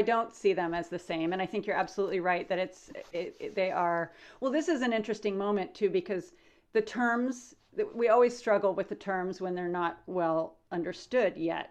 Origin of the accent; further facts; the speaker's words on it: Lawrence, Kansas, United States; I grew up in Lawrence, Kansas